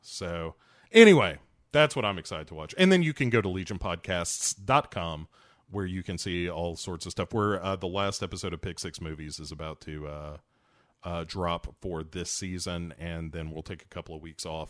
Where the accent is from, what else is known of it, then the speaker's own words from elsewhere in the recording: United States; I'm an American